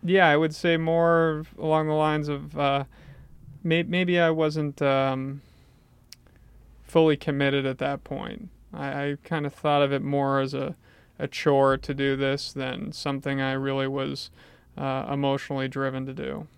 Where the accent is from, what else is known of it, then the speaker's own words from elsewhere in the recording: Portland, Maine, United States; also born or lived in Bangor, Maine; was taken to Southern Maine and grew up in this area.